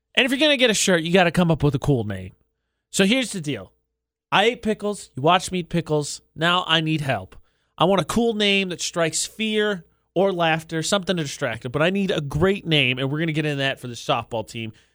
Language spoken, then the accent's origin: English; Lafayette, Indiana, United States; It just changed to Lafayette, it's my hometown.